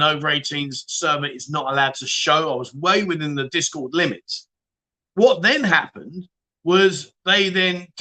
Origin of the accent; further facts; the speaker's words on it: London, United Kingdom; now in Pattaya, Thailand; Am I from London? Of course I bloody am